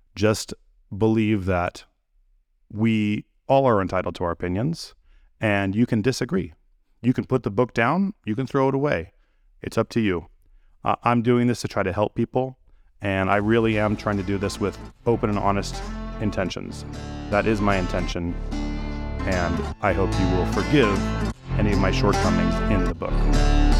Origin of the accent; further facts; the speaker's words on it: United States; I'm an American. I've lived here my whole life